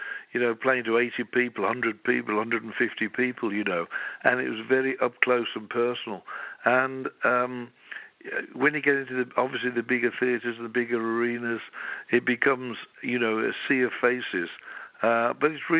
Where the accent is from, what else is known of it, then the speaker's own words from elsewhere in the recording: Birmingham, West Midlands, United Kingdom; I'm from Birmingham in England